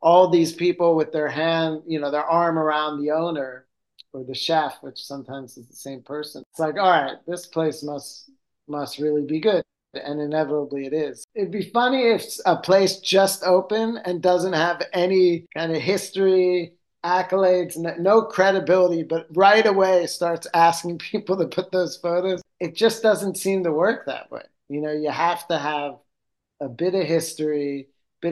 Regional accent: Philadelphia, Pennsylvania, United States; now in Rome, Italy; I'm from Philadelphia

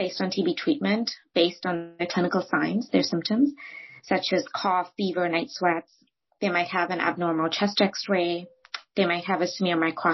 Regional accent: India; moved away; I grew up in India

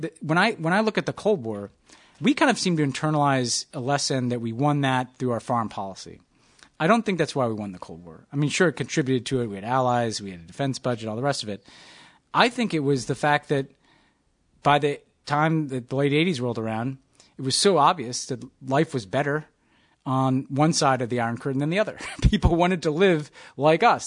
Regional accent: New York, United States; also born or lived in Texas; American New Yorker

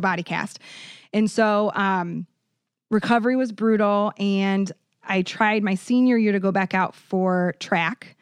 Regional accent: Iowa, United States; now in Saint Louis, United States; I'm from Iowa, the cornfield

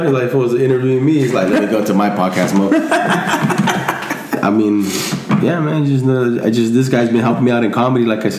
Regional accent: Mexico; moved away; I was born in Mexico.

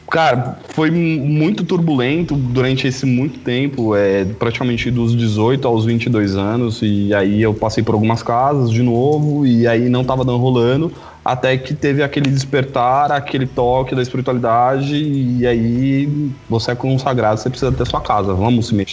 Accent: São Paulo, Brazil; É, porque na verdade eu sou de São Paulo, sou da Moca.

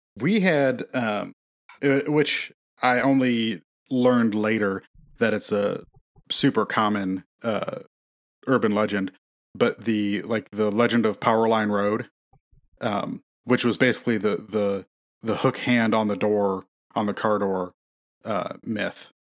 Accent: Elkhart, Indiana, United States

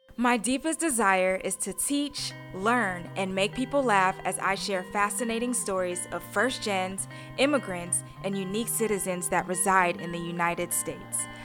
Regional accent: Accra, Greater Accra, Ghana; moved away; also born or lived in Houston, Texas; I was born in Houston, Texas, raised in Accra, Ghana.

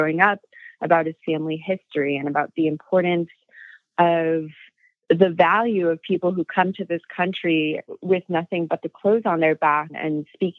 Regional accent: Southern California, United States; the same time that I grew up in Southern California, just a couple hours south of him. We're about the same age.

